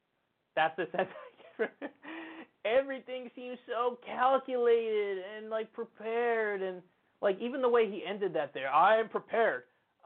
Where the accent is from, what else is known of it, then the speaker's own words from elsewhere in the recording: Midwest, United States; I'm from the Midwest